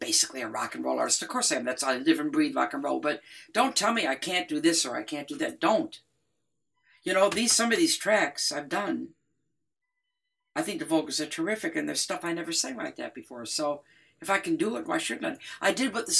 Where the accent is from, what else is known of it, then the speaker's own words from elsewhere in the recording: Detroit, Michigan, United States; I grew up in Detroit